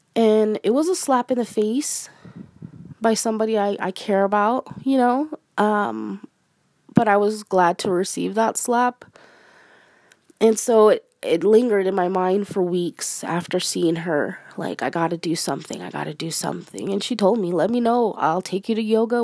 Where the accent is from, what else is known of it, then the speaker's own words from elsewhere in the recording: Arizona, United States; I'm a Mexican American. I'm Hispanic, uh, born and raised in Arizona